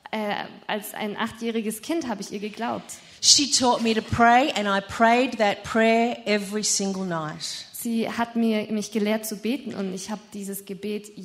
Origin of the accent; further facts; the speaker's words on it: Bristol, South West England, United Kingdom; born there; Ich bin in Bristol in England geboren.